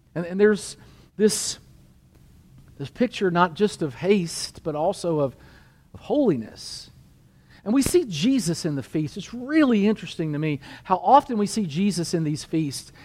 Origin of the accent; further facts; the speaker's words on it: United States; I'm a Christian and I'm an American